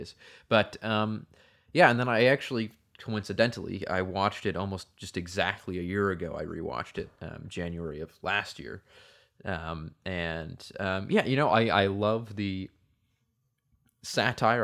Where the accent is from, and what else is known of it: Canada